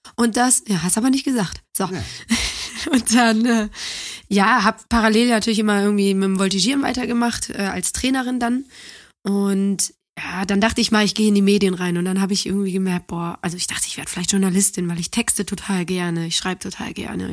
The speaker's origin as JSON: {"language": "German", "town": "Neuss", "region": "North Rhine-Westphalia", "country": "Germany", "tie": "born or raised there", "also_born_or_lived": "Düsseldorf / Cologne"}